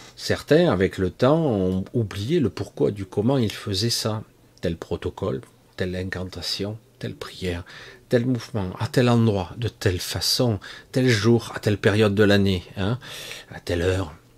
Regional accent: France; je ne suis pas d'origine de la France, mais je suis né en France

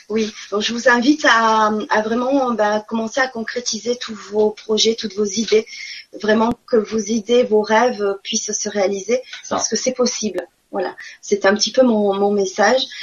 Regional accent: Marseille, Provence-Alpes-Côte d'Azur, France; accent: southern; moved away as an adult; also born or lived in Nantes; notre ancien appartement à Marseille, parce que je suis du sud, hein, ça doit s'entendre

